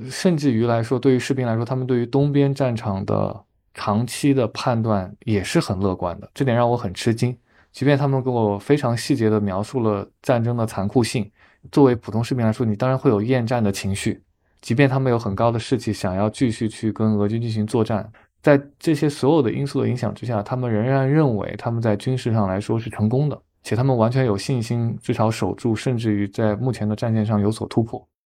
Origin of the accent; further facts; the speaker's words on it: Hubei, China; moved away; 我在湖北的老家